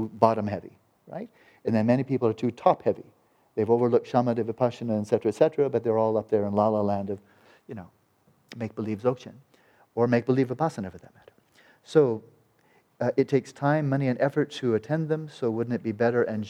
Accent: United States; an American boy

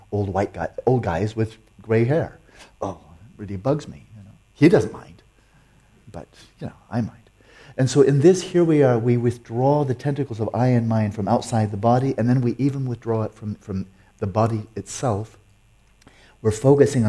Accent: United States; I'm American

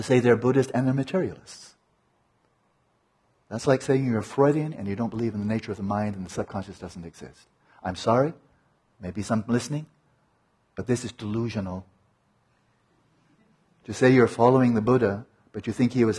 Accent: United States; speaking as an American

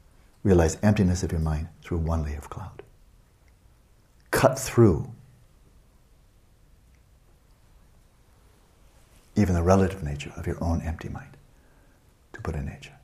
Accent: United States; I'm not an American down to my ground

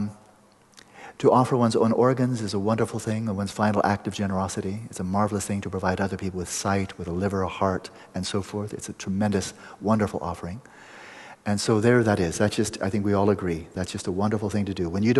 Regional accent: Pasadena, California, United States; a Vedanta center in Pasadena, my hometown

